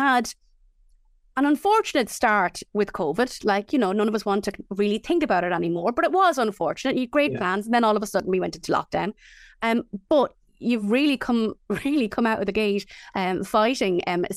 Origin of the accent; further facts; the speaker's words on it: County Offaly, Ireland; growing up in County Offaly, Mount Lucas was always a blink and you'll miss it kind of a location